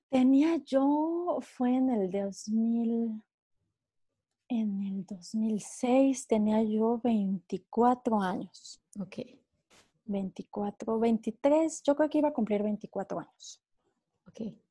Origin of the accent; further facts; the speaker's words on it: Mexico; moved away as an adult; now in France; Yo soy mexicana, nací en México y llevo ya casi 12 años viviendo en Francia.